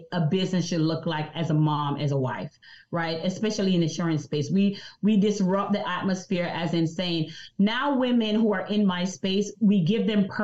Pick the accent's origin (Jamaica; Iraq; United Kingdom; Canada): Jamaica; I'm from Jamaica, so I have an accent